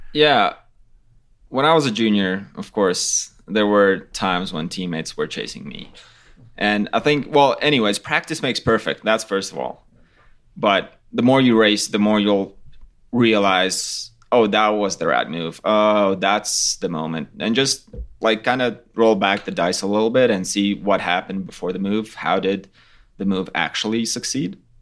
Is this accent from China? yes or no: no; Latvia; we're from Latvia, it's totally flat